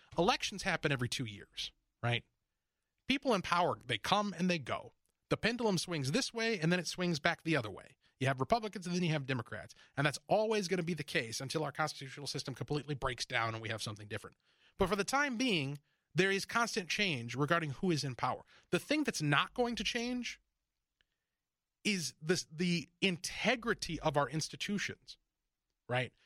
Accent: Minnesota, United States; also born or lived in Detroit, Michigan; I grew up in Detroit for a few years, and then we moved here to Minnesota. You know, this is where I came of age, where I went to high school

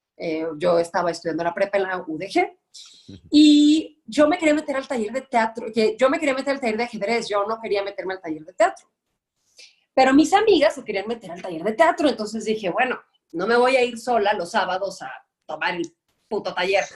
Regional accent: Guadalajara, Jalisco, Mexico; moved away as an adult; now in Mexico City, Mexico; yo soy tapatía, eh, estuve allá 29 años de mi vida

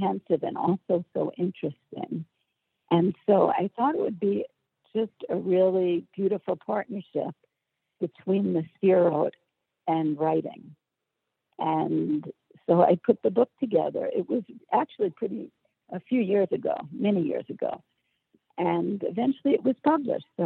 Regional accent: Long Island, New York, United States; moved away as an adult; now in Israel; I grew up Jewish in New York

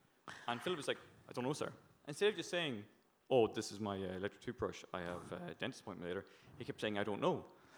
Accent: Newry, Northern Ireland, United Kingdom; I'm from Northern Ireland

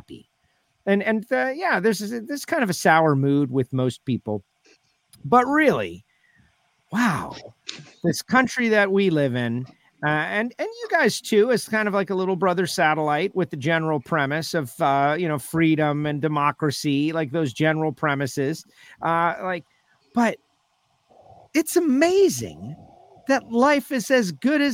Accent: United States; we're American

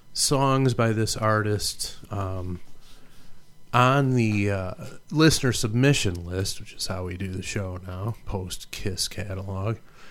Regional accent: Detroit, Michigan, United States; I grew up in the Detroit area

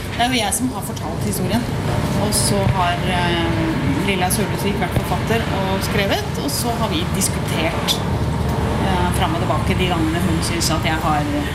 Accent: Porsgrunn, Telemark, Norway; moved away as an adult; also born or lived in Oslo; Jeg er fra Porsgrunn, så jeg flytta til Oslo i 1980

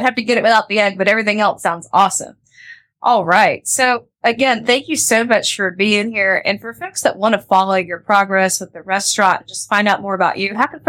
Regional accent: Panama City, Florida, United States; I remember being a teenager growing up in St. Andrews

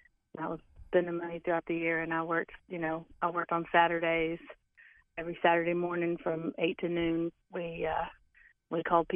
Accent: Atlanta, Georgia, United States; I grew up in Atlanta

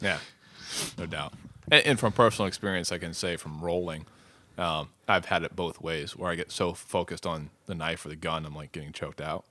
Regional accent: United States; as an American male, uh, you know, a young, able-bodied American male

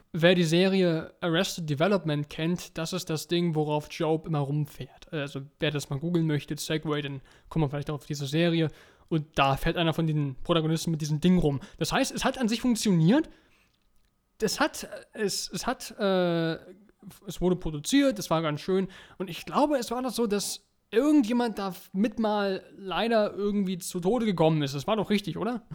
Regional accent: Germany; Bei uns in Deutschland

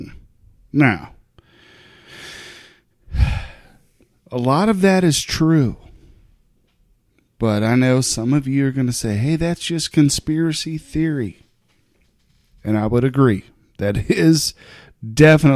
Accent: United States; I'm an American

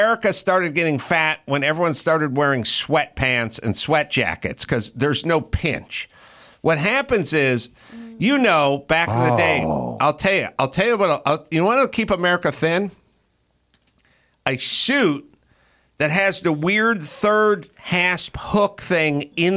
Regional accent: Los Angeles, California, United States; I grew up in North Hollywood

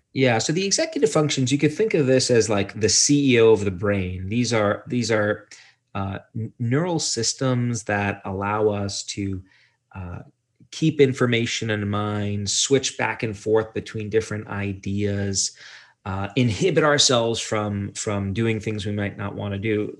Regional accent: Brooklyn, New York, United States; I'm from Brooklyn, New York

